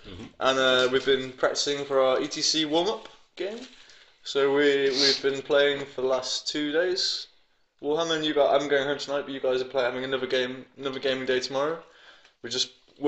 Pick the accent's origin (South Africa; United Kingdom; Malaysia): United Kingdom; England; now in Denmark; I'm English.